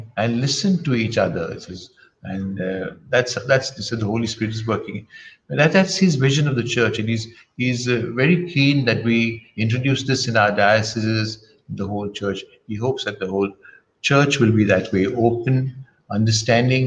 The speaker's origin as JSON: {"language": "English", "country": "India", "said": "I'm an Indian"}